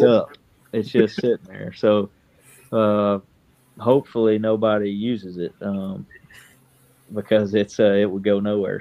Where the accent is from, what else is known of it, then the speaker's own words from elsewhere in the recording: Kentucky, United States; moved away as an adult; now in Benton, Illinois, United States; I'm from Kentucky. Um, 29 years old. Uh, moved to Benton, Illinois when I got married.